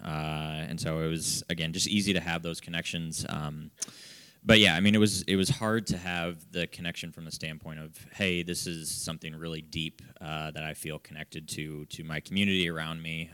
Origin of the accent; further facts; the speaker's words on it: Fort Wayne, Indiana, United States; also born or lived in Marion, Indiana; I grew up in Fort Wayne